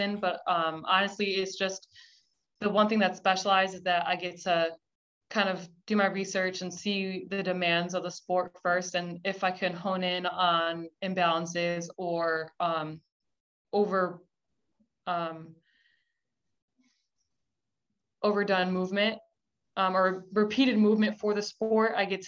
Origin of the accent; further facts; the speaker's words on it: Connecticut, United States; moved away as an adult; also born or lived in Buffalo, New York / Kentucky / Virginia / Florida; now in Georgia, United States; I was born in Buffalo, New York, and then my family moved to Connecticut when I was younger